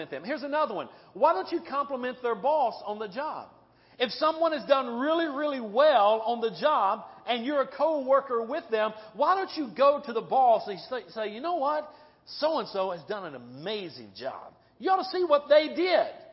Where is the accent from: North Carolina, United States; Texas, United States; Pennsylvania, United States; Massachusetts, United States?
North Carolina, United States; now in Midwest, United States; I'm from North Carolina. Okay? I'm from the South.